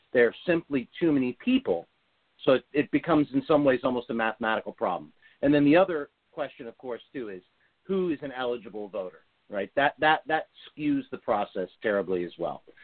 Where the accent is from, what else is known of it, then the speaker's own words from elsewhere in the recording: United States; as an American growing up playing in the game